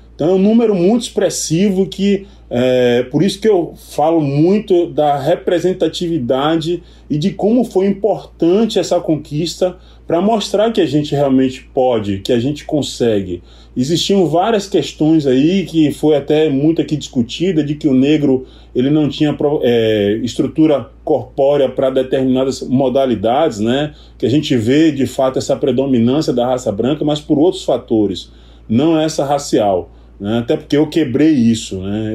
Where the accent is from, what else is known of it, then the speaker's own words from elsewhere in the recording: Salvador, Bahia, Brazil; sou daqui de Salvador, Bahia.